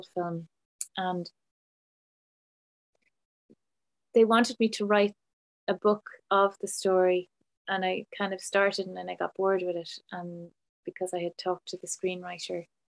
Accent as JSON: {"language": "English", "country": "Ireland", "tie": "born or raised there", "said": "I grew up in Ireland in a small farm"}